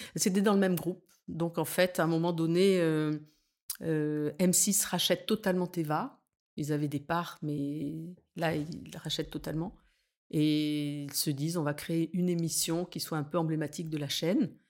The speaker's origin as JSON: {"language": "French", "town": "Nice", "region": "Provence-Alpes-Côte d'Azur", "country": "France", "tie": "born or raised there", "also_born_or_lived": "Paris", "moved": "as an adult", "said": "revenir m'installer à Nice, qui est ma ville natale"}